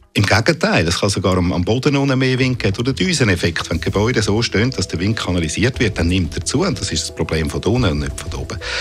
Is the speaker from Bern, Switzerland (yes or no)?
no; Zurich, Switzerland